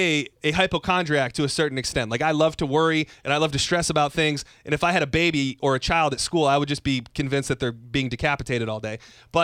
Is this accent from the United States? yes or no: yes; Lapeer, Michigan, United States; moved away; I grew up in Lapeer, Michigan